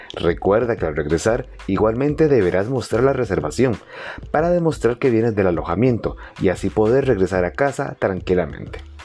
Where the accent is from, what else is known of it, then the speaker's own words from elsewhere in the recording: Costa Rica; el turismo en Costa Rica es el motor principal de nuestra economía